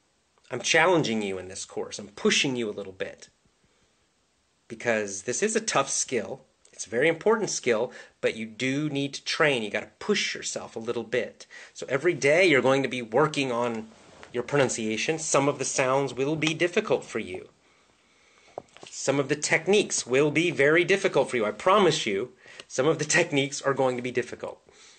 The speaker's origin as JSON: {"language": "English", "region": "Southern United States", "country": "United States", "tie": "born or raised there", "accent": "Southern", "said": "I grew up in the South. I grew up in the southern part of the United States. When I was young, I had a southern accent. And I lost my southern accent when I got older."}